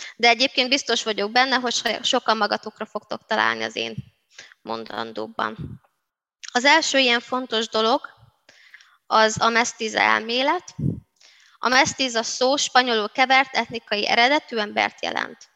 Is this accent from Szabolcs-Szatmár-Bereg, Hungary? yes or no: yes; Szabolcs-Szatmár-Bereg, Hungary; first language Hungarian; now in Budapest, Hungary; romaként, de magyar anyanyelvűként, szabolcsiként, pestiként